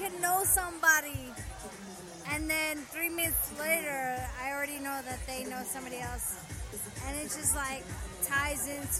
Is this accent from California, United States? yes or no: no; Arlington, Texas, United States; also born or lived in New Orleans; I'm from Arlington, Texas, but I was born in New Orleans.